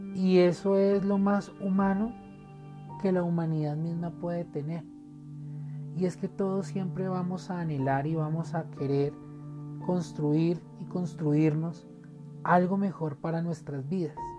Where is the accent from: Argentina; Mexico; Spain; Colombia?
Colombia; como colombianos